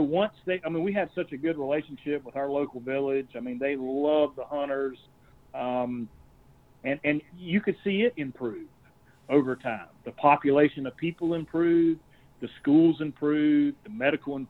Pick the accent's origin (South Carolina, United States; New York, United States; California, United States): South Carolina, United States; Columbia; also born or lived in Camden, South Carolina; we moved back to Columbia, and we bought a house on the street that I grew up on